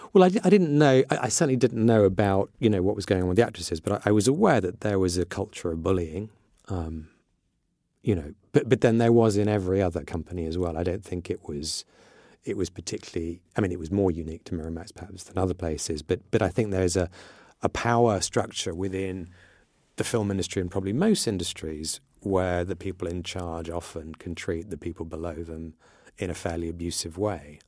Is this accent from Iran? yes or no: yes; Iran; moved away; I grew up in in Iran, which was very tolerant of all religions